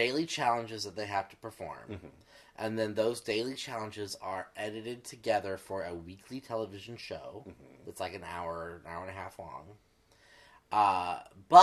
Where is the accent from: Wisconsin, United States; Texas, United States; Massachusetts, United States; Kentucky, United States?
Texas, United States; moved away as an adult; I'm from Texas.